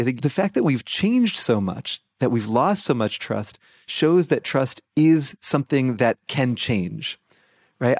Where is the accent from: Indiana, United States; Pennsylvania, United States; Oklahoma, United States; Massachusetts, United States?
Massachusetts, United States; Boston; my Boston Celtics from my hometown